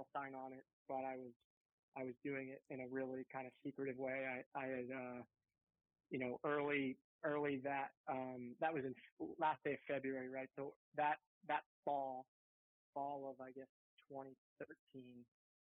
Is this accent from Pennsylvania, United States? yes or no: yes; right outside Philadelphia, Pennsylvania, United States; I grew up in right outside Philadelphia in an affluent area